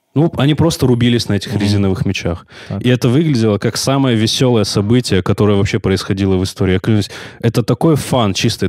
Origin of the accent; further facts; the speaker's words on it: Nartkala, Kabardino-Balkaria, Russia; я же из Нордкалы, это очень, это ну, невероятно маленький город